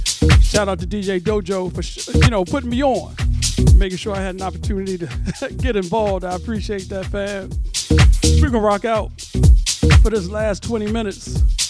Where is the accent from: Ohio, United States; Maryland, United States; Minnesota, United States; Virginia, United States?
Virginia, United States; also born or lived in Washington, D.C. / New York / Germany; now in California, United States; on the desk coming to you live and direct from Cali. I'm from Virginia, though, from the East. Spent a lot of time in D.C., a lot of time in New York.